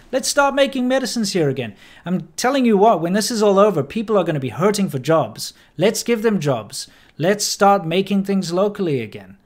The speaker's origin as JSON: {"language": "English", "country": "South Africa", "moved": "yes", "lives_now": "China", "said": "me a South African"}